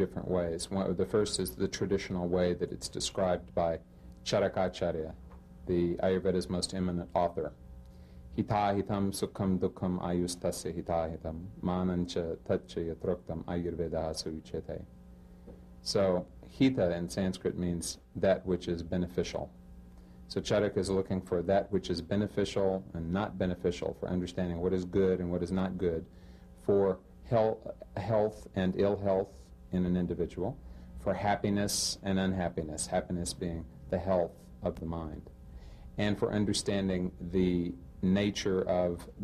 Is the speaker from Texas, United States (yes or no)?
yes; Texas, United States; moved away as an adult; also born or lived in Pune; I am originally from Texas